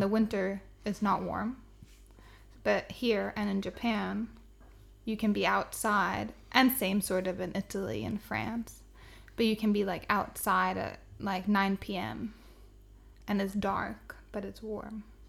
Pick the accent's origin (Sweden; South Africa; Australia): Sweden; southern Sweden; born or raised there